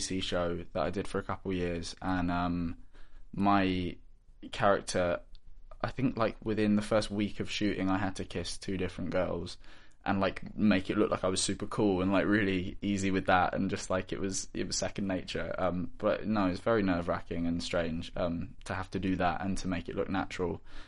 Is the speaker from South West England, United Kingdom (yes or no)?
yes; Bristol, South West England, United Kingdom; in the city, in Bristol, I'm from Bristol